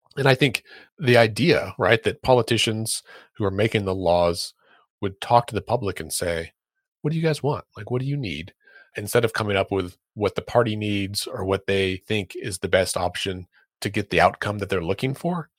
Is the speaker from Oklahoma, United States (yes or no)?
yes; Oklahoma, United States; here in my home state of Oklahoma